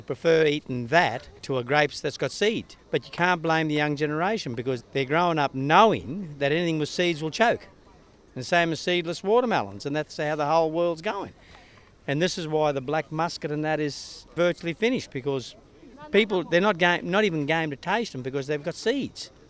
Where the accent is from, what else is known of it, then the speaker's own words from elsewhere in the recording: Granite Belt, Queensland, Australia; we're from the Granite Belt